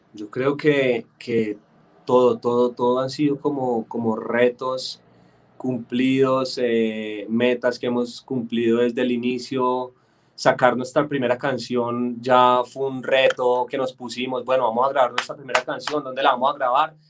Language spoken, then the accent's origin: Spanish; Bogotá, Colombia; accent: paisa; yo soy de aquí de Bogotá, pero toda mi familia es paisa